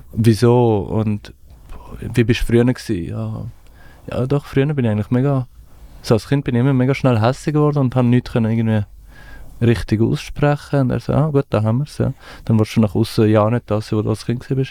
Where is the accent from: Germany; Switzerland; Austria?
Switzerland; also born or lived in Afghanistan; Ich bin irgendwie mit neun in die Schweiz gekommen